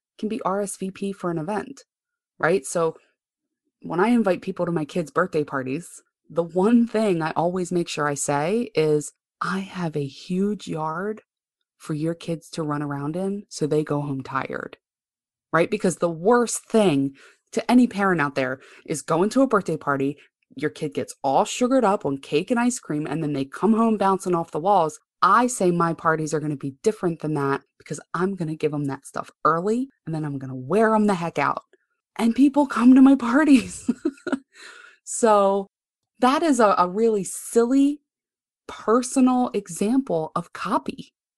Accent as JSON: {"language": "English", "town": "Baltimore", "region": "Maryland", "country": "United States", "tie": "born or raised there", "said": "I grew up right here in Baltimore, Maryland. I am not one of those moving people."}